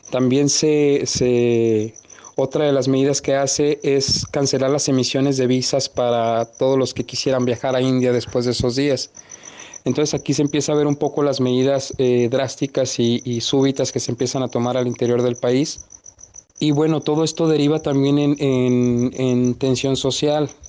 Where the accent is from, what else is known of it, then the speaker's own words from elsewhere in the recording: Mexico; me entero en ese entonces cuando yo ingreso que somos aproximadamente 30 mexicanos varados